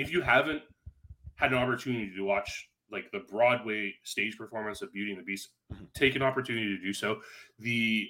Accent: Canada; as a Canadian kid, like, I grew up with the TV show Reboot

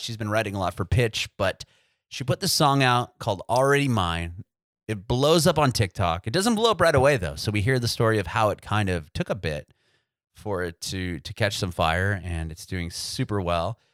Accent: San Diego, California, United States; moved away as an adult; now in Nashville, United States; I moved to Nashville recently within the past year, but I'm originally from San Diego

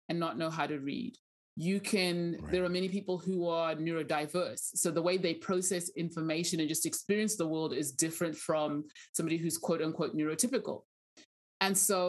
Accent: Zimbabwe; English is a second language; moved away as an adult; now in Southwest Oklahoma, United States; I grew up in Zimbabwe.

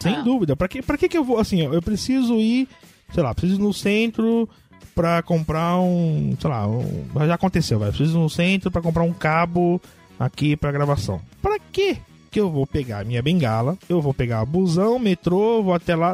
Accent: São Paulo, Brazil; aqui em São Paulo, principalmente na Zona Norte, que é onde eu nasci, eu conheço tudo aqui

